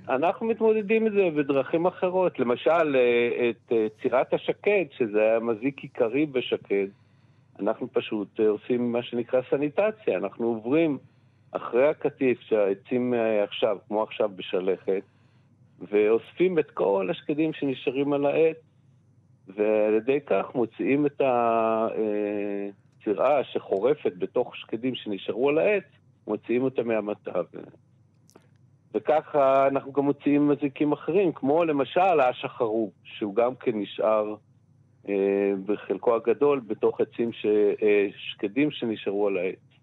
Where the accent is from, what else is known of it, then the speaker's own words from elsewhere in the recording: Ein Harod, Northern District, Israel; בקיבוץ שגדלתי התחלתי לעבוד במטע